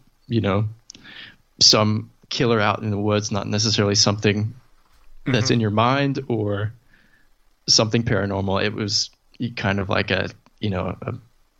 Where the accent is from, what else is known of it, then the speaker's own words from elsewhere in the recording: East Texas, United States; growing up in East Texas